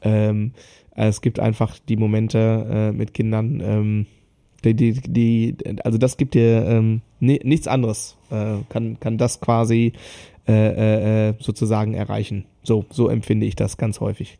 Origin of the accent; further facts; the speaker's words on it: Germany; bei uns in Deutschland